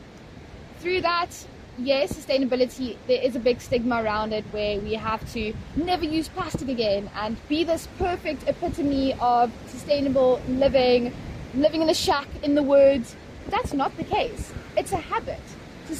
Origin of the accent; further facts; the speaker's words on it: Potchefstroom, North West, South Africa; moved away as an adult; now in Cape Town, South Africa; I grew up in town in Potch.